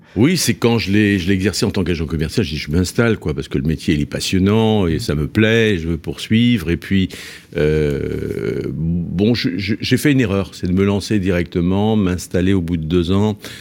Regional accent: Nantes, Pays de la Loire, France; je suis nantais

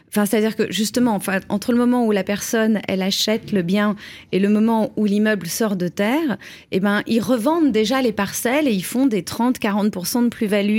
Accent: France; nous, en tant que Français

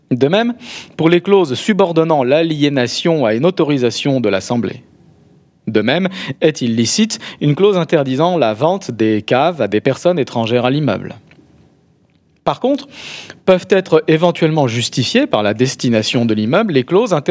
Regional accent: Béziers, Occitania, France; vous êtes de Limoges, moi je suis de Béziers, hein, vous en parlez.

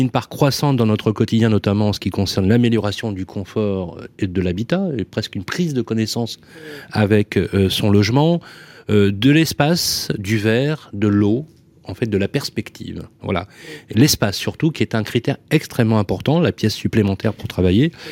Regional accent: Lyon, Auvergne-Rhône-Alpes, France; moi je suis né à Lyon.

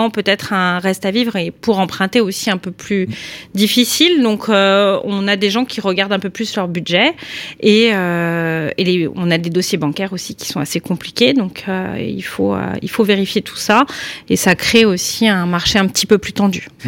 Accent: Lyon, Auvergne-Rhône-Alpes, France; moi je suis originaire de Lyon 6e

